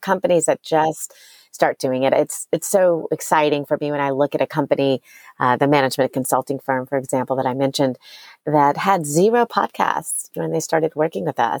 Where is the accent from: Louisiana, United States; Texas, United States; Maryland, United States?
Louisiana, United States; New Orleans; now in Austin, United States; I grew up in New Orleans